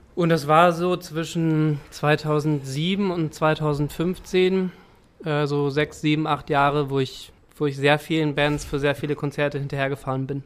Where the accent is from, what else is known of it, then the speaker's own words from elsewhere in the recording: Salzwedel, Saxony-Anhalt, Germany; also born or lived in Berlin; now in Hamburg, Germany; in Salzwedel, das war so an der Grenze zum Wendland, das ist die Stadt, wo ich geboren bin